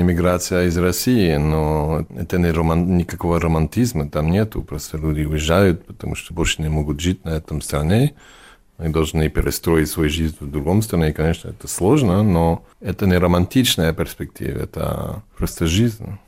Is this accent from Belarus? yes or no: no; France; first language English; Russian is a second language; also born or lived in New York, United States; now in Barcelona, Spain; Мы мигрировали во Францию, когда я был ребенок. И вот, я вырос во Франции